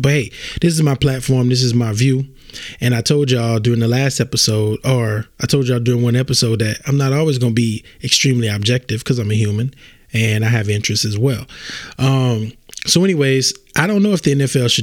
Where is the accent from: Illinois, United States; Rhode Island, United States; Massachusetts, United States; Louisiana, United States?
Louisiana, United States; I'm from Louisiana.